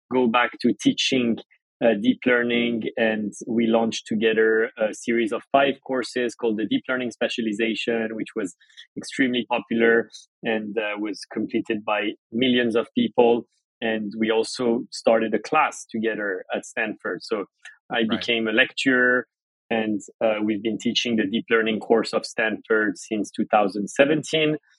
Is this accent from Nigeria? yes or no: no; France; moved away as an adult; now in United States; I grew up in France. My family's from Iran.